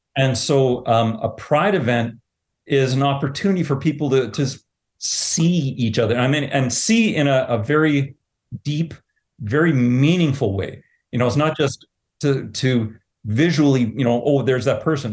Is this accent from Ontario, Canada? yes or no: yes; Southern Ontario, Canada; now in Altona, Canada; I grew up in Southern Ontario